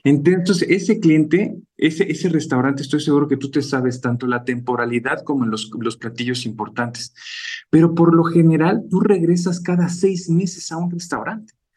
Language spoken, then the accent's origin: Spanish; Mexico City, Mexico; also born or lived in France / Spain; mis padres son oriundos de, Chiapas, yo soy de la Ciudad de México junto con mi hermano